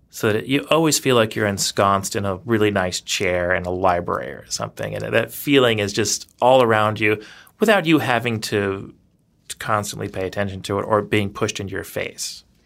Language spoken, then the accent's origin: English; the South, United States; moved away as an adult; also born or lived in Louisiana / Georgia / Savannah, Georgia / New York; now in Madison, United States; I'm originally from the South in Louisiana and Georgia, so I, I kinda grew up in the, the Gothic South, as it were.